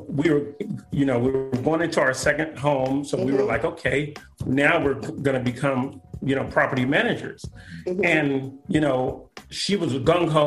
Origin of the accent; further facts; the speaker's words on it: Southern California, United States; also born or lived in Sacramento, California; we grew up in Southern California